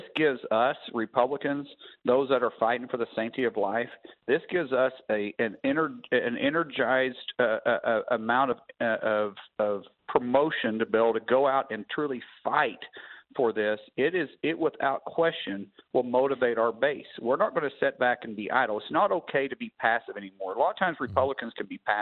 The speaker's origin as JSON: {"language": "English", "region": "Oklahoma", "country": "United States", "said": "I'm from Oklahoma"}